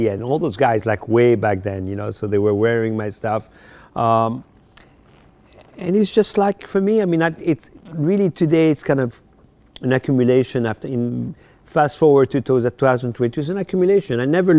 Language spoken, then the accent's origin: English; Paris, Île-de-France, France; I told him a story that when I grew up in Paris, mm-hmm. I had a poster of him in my room.